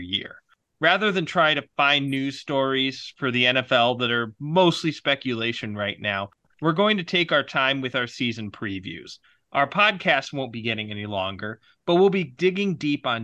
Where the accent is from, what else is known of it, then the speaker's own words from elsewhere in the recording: Detroit, Michigan, United States; a Detroit native and published sports journalist, coming to you live from my hometown